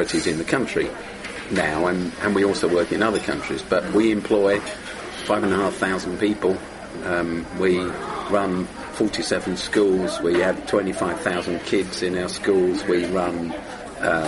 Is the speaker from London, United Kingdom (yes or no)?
yes; London, United Kingdom; grew up in South London and I went to a dump school